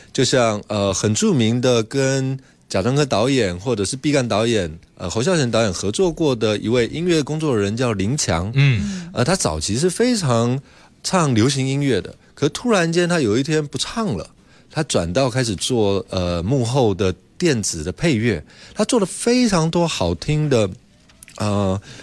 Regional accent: Taipei, Taiwan; 我小时候在蒙甲这个地方

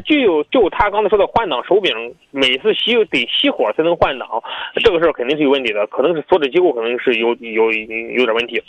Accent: Jinan, Shandong, China; 我们济南市

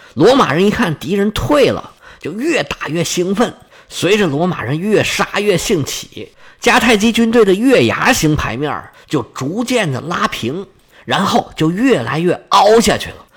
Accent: China; 现代的人，尤其是像我们中国人，他没有宗教信仰的

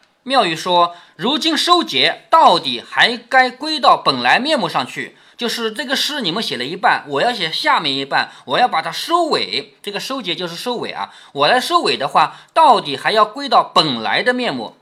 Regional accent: China; 我们中国人喜欢什么呢？天罡地煞

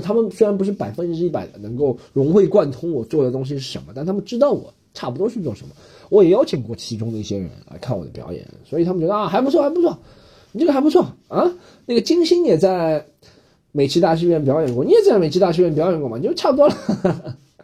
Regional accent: China; moved away; 确实我们中国人，很少的一部分人是在血汗工厂工作

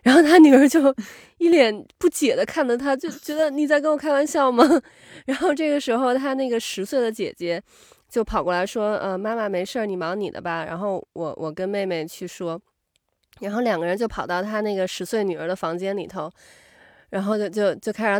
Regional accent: China; moved away; 咱们 从小在中国长大的嘛

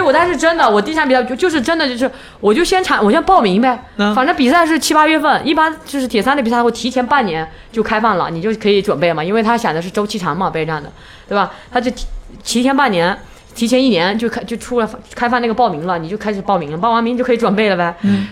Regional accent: China; 我们中国人

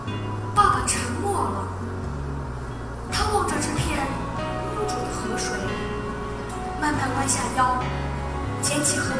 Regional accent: Guangzhou, Guangdong, China; 从小生活在广州的我，是幸福的，身边也有一条大河珠江穿肠而过。

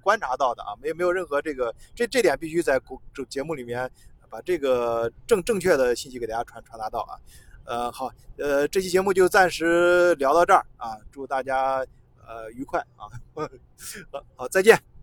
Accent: China; 我作为中国人

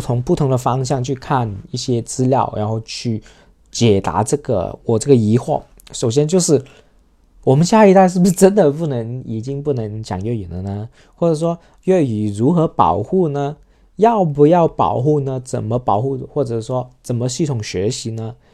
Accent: Shenzhen, Guangdong, China; first language Cantonese; Chinese is a second language; 我们深圳

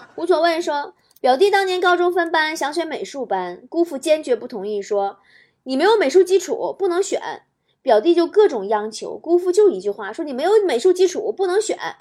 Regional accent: Northeast China, China; 我们东北人

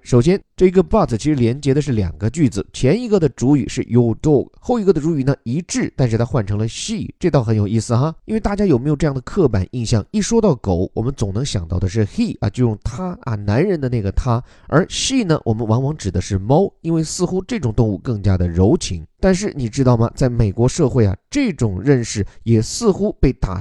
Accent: China; 我们中国人所讲的炖

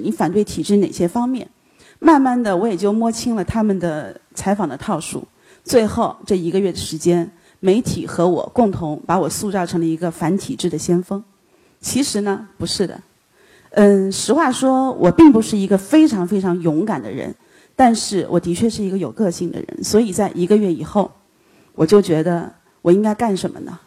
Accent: China; 他说：“你是大陆来的吧？”我说：“是的。”

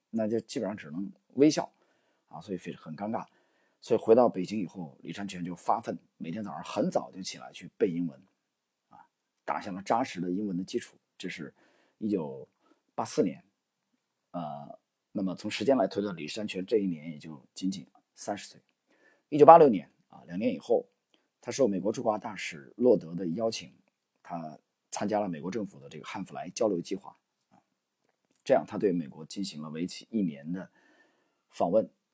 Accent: China; 他是华人啊，我们中国人。

